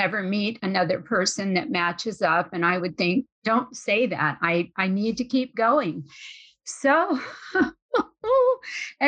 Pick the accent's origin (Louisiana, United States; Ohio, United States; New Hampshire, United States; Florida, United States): Louisiana, United States; New Orleans; moved away as an adult; also born or lived in Bay Area, California; I'm from New Orleans.